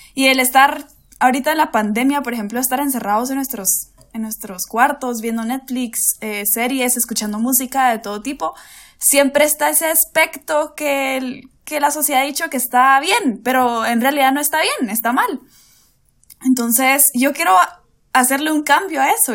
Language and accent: Spanish; Guatemala City, Guatemala Department, Guatemala; de aquí de la capital de Guate, aquí de Guate, sí, Chapina